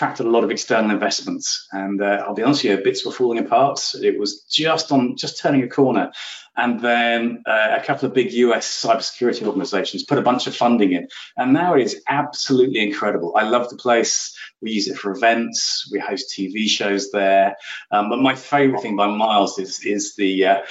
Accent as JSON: {"language": "English", "town": "Oxford", "region": "South East England", "country": "United Kingdom", "tie": "born or raised there", "said": "I grew up in Oxford in England, so the university city of dreamy spires, which I still live quite close to. Very proud Oxfordian."}